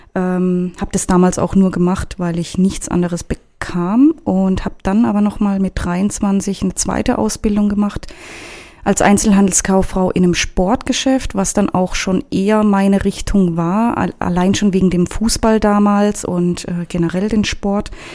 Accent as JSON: {"language": "German", "town": "Karlsruhe", "region": "Baden-Württemberg", "country": "Germany", "tie": "born or raised there", "moved": "as an adult", "lives_now": "Frankfurt, Germany", "said": "geboren bin ich in Karlsruhe und aufgewachsen und ja, genau. Seit dreieinhalb Jahren jetzt in Frankfurt"}